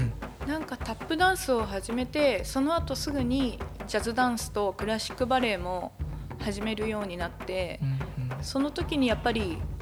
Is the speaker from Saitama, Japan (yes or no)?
yes; Saitama, Japan; also born or lived in Nagaoka, Niigata; 埼玉県のご出身 はいそうなんですあの生まれは新潟の長岡なんですけど